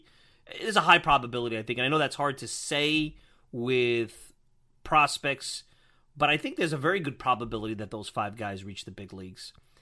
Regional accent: New York City, New York, United States; now in Long Island, United States; I grew up in Bensonhurst, so Brooklyn's near and dear to my heart. I might be on Long Island now.

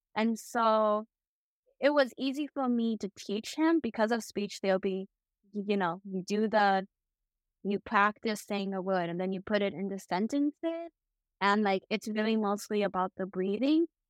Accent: Chicago, Illinois, United States; also born or lived in Hubei, China; My parents adopted me when I was, like, two, and then I was brought appeal to Chicago

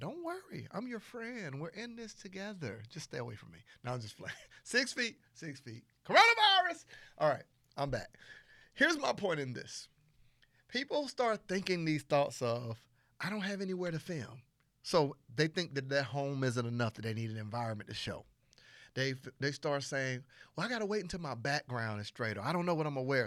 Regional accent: Panama City, Florida, United States; I'm from Panama City, Florida

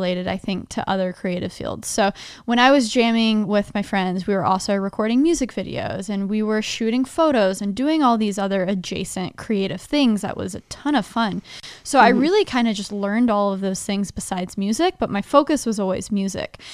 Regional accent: Dallas, Texas, United States; born or raised there; moved away as an adult; also born or lived in Nashville, Tennessee

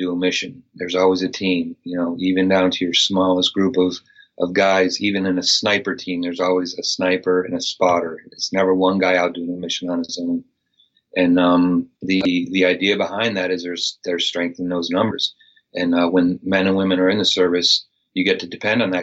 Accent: Western Massachusetts, United States; moved away; also born or lived in Maryland; I grew up in Western Massachusetts

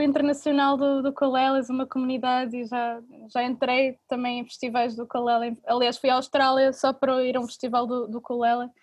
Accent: Portugal; eu sou portuguesa

